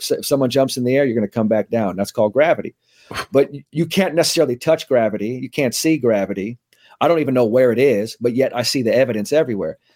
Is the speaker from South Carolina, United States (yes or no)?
no; San Francisco, California, United States; I grew up in, uh, San Francisco, so that's where I'm kinda, that's where I'm raised, went to, you know, grammar school, middle school, high school in San Francisco